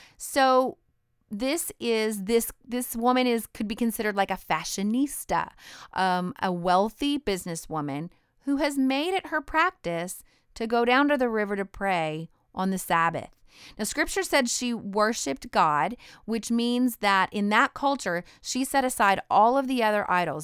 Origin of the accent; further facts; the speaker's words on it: Idaho, United States; I'm from Idaho